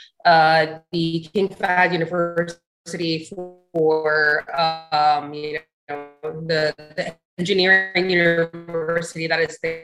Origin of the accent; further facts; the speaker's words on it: Dhahran, Eastern Province, Saudi Arabia; moved away as an adult; also born or lived in Al-Hasa; now in United States; I'm originally, you know, from the Eastern province, Al-Hasa. And I didn't really grow up in Al-Hasa because both my parents worked in Dhahran. So I grew up there